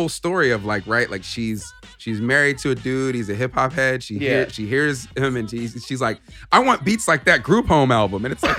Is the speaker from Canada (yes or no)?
no; New York, United States; I'm from New York.